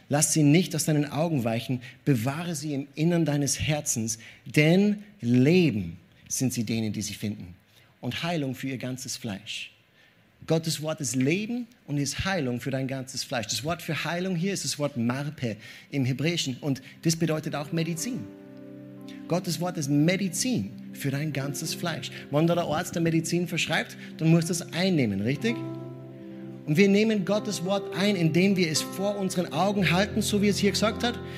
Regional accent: Austria; wir Österreicher, ich bin Österreicher.

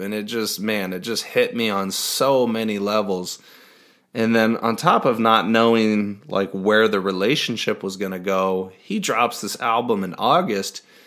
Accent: Iowa, United States; I'm from Iowa

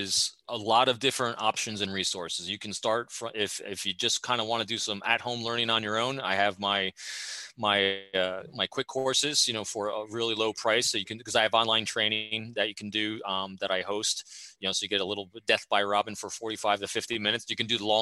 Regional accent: New York, United States; now in Fredericksburg, United States; New Yorker in me

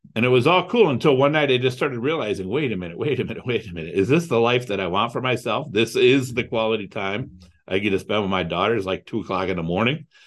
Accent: Toledo, Ohio, United States; also born or lived in Cleveland, Ohio; I grew up in Toledo, Ohio.

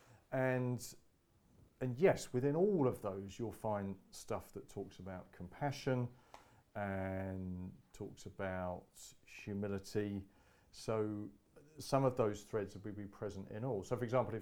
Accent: United Kingdom; we're British

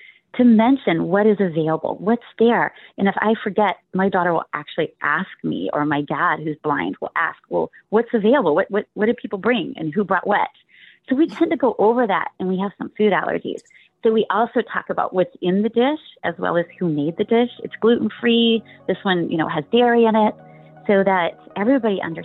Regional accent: Palo Alto, California, United States; now in Sunnyvale, United States; my hometown in Palo Alto, where I was raised

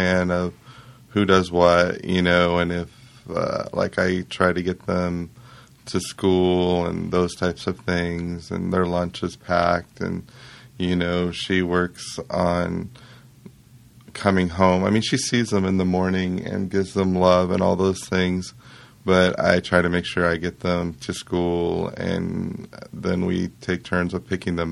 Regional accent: Arizona, United States; also born or lived in Indiana; I grew up in Arizona. We moved there when I was 2

